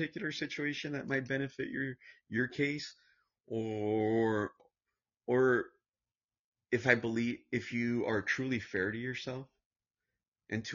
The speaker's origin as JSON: {"language": "English", "town": "Santa Ana", "region": "California", "country": "United States", "tie": "born or raised there", "said": "I grew up in Santana, California. In the ghetto, in the worst part of Southern California."}